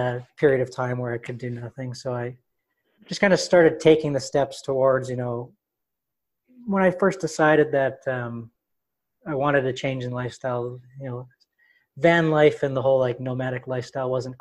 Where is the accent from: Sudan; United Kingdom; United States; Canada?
Canada; Winnipeg, Manitoba; I'm from Winnipeg, Manitoba, up in Canada.